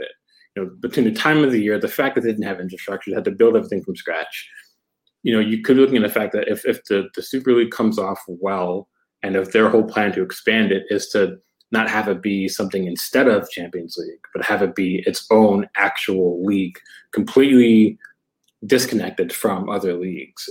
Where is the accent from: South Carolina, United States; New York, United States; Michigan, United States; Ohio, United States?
New York, United States; moved away; I'm from New York, right? So I'm a huge New York Rangers fan. When I was in New York